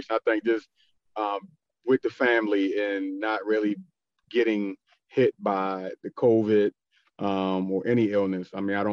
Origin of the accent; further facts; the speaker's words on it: Baltimore, Maryland, United States; moved away as an adult; now in Georgia, United States; I'm born and raised in Baltimore, left for college, of course, and then came back home. And then we recently moved to Georgia